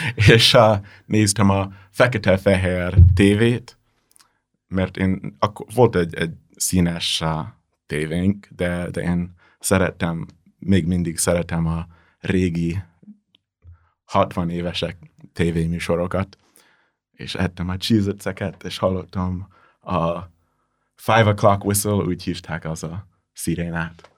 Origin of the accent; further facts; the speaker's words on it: New Jersey, United States; Hungarian is a second language; moved away; én New Jersey-ben nőttem fel